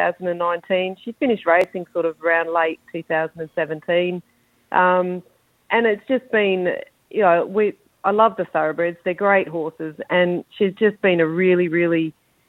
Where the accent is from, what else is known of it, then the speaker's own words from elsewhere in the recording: Darwin, Northern Territory, Australia; I'm born and bred in Darwin, so I've been here forever.